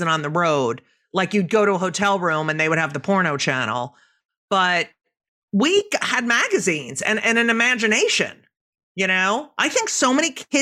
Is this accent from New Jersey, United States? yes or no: yes; New Jersey, United States; I grew up in New Jersey too.